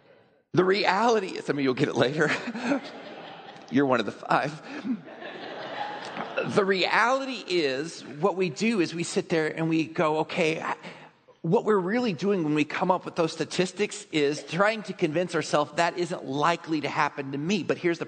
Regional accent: Texas, United States; I grew up in Texas.

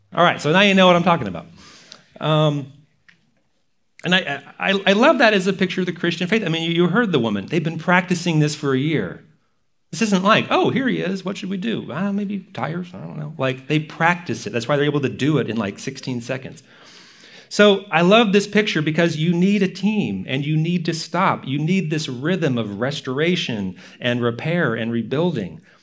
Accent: Texas, United States; moved away; I'm from Texas, where NASCAR is a big deal

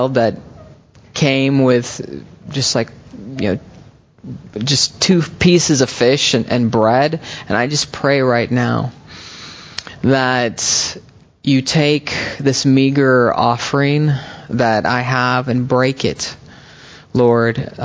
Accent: United States; moved away as an adult; also born or lived in Texas / Oklahoma / Berkeley, California; I'm a boy and then a young man growing up in Texas and Oklahoma

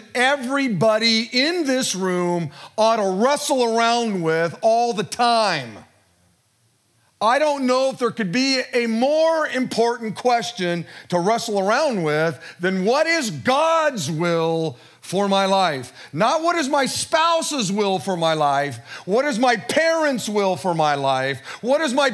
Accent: Modesto, California, United States; born and raised in Modesto

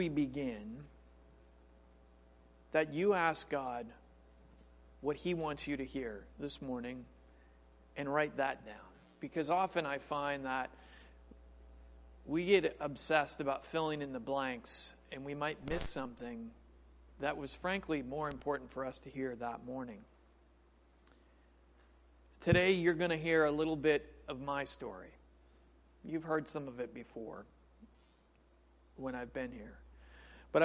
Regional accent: Yorkville, United States; moved away; I grew up in Yorkville, not that long ago, far from here

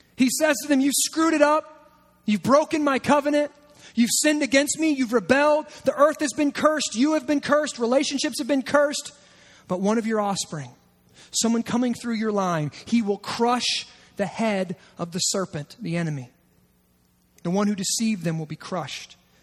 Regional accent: United States; as an American

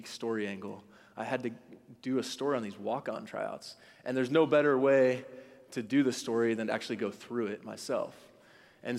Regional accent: Dallas, Texas, United States; moved away as an adult; also born or lived in Los Angeles, California; I grew up in Dallas, Texas

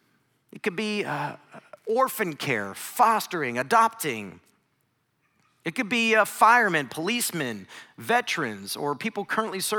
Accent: Northeast Ohio, United States; I grew up in Northeast Ohio.

